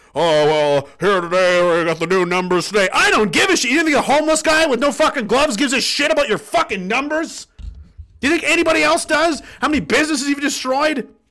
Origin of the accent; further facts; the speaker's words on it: Pictou County, Nova Scotia, Canada; He's actually from my hometown